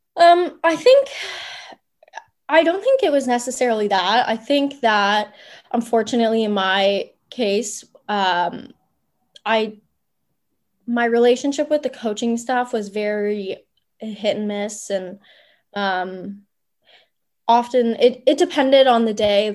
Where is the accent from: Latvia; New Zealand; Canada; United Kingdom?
Canada; Ottawa, Ontario; moved away as an adult; also born or lived in Memphis; now in Akureyri, Iceland; I grew up in Orleans. Um, went to high school in Orleans